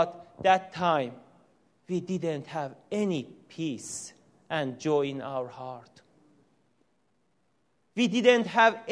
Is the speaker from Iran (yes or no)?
yes; Iran; first language Persian; English is a second language; moved away as an adult; also born or lived in Tehran, Iran; now in United States; My wife and I from Iran, we were born in Islamic country. We grew up in the Muslim family